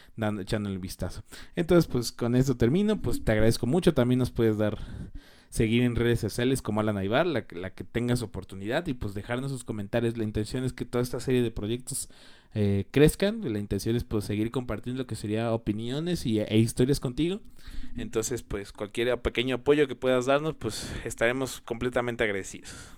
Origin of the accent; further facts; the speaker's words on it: Mexico; yo soy originario de México